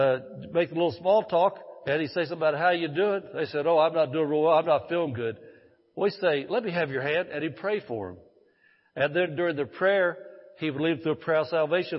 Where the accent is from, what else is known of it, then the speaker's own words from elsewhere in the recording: Indiana, United States; moved away as an adult; I grew up in a fishing family. We grew up back in Indiana. I grew up. I lived there 54 years, so I guess I did grow up there.